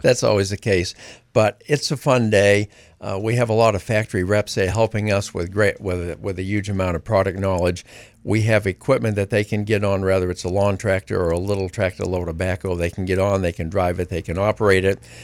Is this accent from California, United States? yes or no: no; Greene, Maine, United States; I grew up in Greene and worked on a dairy farm my whole life growing up